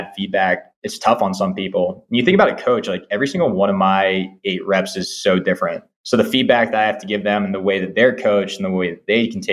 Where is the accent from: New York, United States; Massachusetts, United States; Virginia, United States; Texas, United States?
Massachusetts, United States; Marblehead; my commute to Marblehead, my hometown